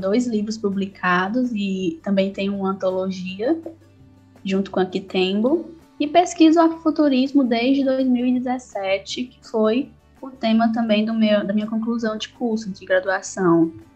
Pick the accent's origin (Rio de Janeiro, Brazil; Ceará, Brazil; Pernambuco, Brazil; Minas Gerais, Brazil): Ceará, Brazil; Quixadá; eu sou de Quixadá, no interior do Ceará, numa região chamada Sertão Central